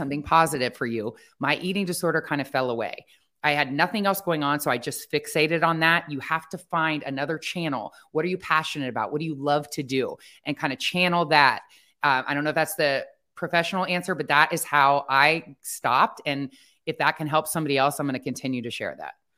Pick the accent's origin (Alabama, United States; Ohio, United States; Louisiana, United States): Ohio, United States; I grew up in Ohio